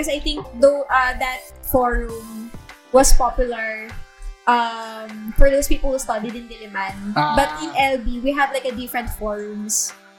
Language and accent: English; Philippines; I grew up in a province. Like back in our town, we don't have internet shops. We only have like two internet shops.